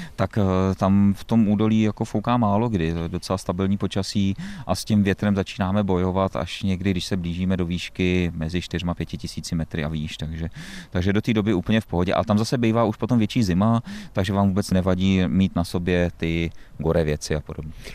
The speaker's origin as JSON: {"language": "Czech", "town": "Plzeň", "region": "Plzeň Region", "country": "Czechia", "said": "já jsem z Plzně"}